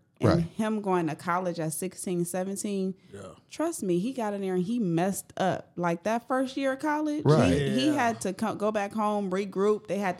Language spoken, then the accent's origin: English; Kenosha, Wisconsin, United States; we're from Kenosha, is little